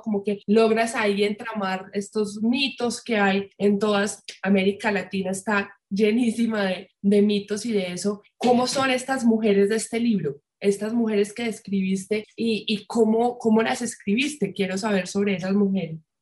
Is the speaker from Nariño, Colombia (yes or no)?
no; Medellín, Antioquia, Colombia; moved away; yo soy de Medellín